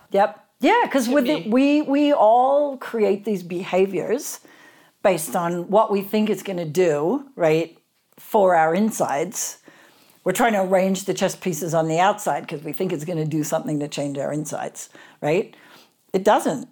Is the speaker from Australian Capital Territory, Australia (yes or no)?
no; Sydney, New South Wales, Australia; I grew up in Sydney, Australia